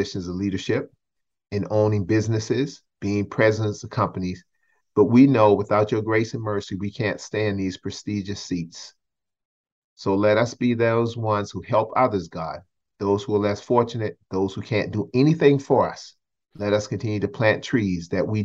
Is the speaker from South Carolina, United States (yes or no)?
yes; Charleston, South Carolina, United States; I grew up in Charleston, South Carolina